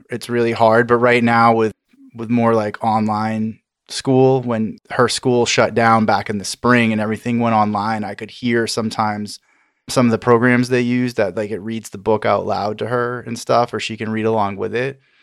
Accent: Maine, United States; I grew up in Maine and I grew up in a very white area

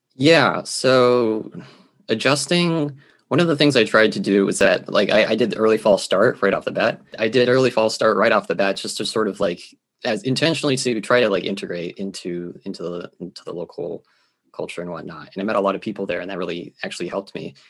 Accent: Geneva, Switzerland; moved away as an adult; now in United States; I am a Swiss American born in Geneva, Switzerland

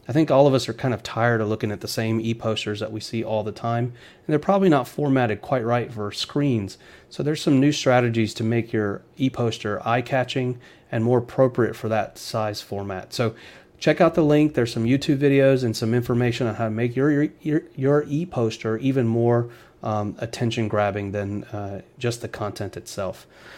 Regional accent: Atlanta, Georgia, United States; also born or lived in Michigan; I grew up in Atlanta

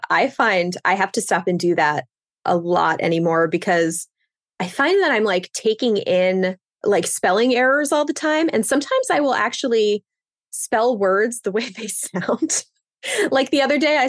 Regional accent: Pennsylvania, United States; now in New York, United States; I grew up in Pennsylvania, and I live in New York now.

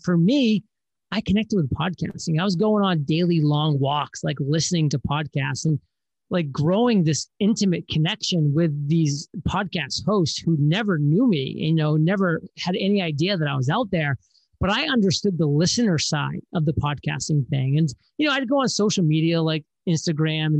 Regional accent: Maine, United States; moved away; I grew up on lakes in the summer and the ski mountains on the winters because I'm from Maine.

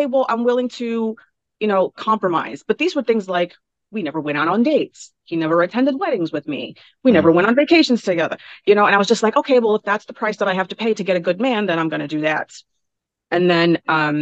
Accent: New York City, New York, United States; also born or lived in Bronx, New York; I was born and raised in Brooklyn

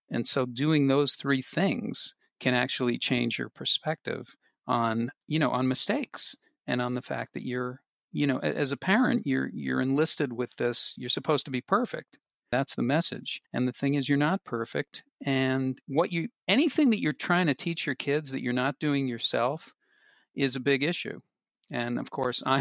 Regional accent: Boston, Massachusetts, United States; moved away; I am from Boston.

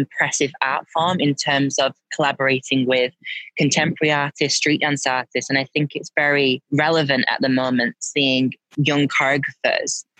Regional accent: Manchester, North West England, United Kingdom; it all started in Manchester, where I'm born and bred.

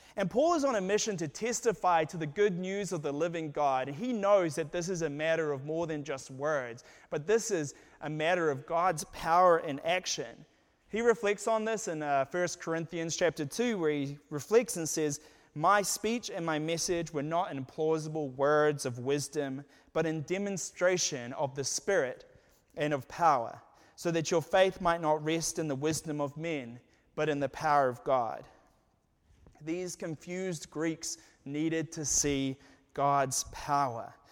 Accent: New Zealand; moved away as an adult; now in United States; I was from New Zealand

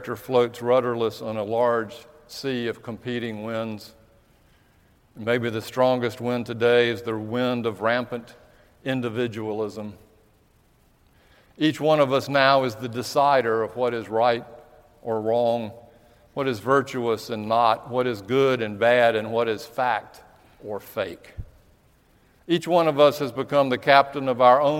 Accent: United States; being an American

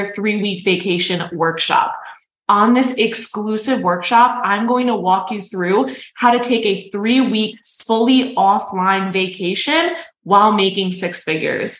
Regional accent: New York City, New York, United States

